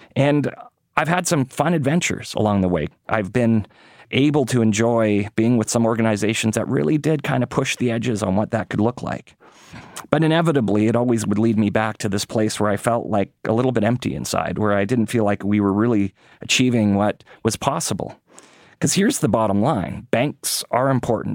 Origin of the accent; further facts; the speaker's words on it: Winnipeg, Manitoba, Canada; moved away; I got to live at a few parts of the country, but I grew up in Winnipeg